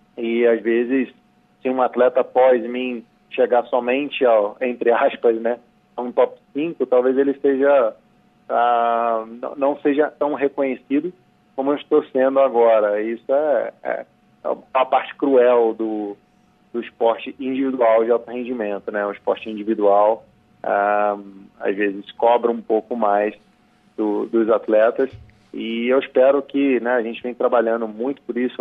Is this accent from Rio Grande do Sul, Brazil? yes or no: no; Petrópolis, Rio de Janeiro, Brazil; as montanhas de Petrópolis, onde eu nasci e cresci